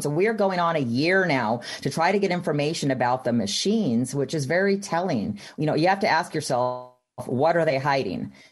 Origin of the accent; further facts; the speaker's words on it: Texas, United States; now in Utah, United States; I grew up in Texas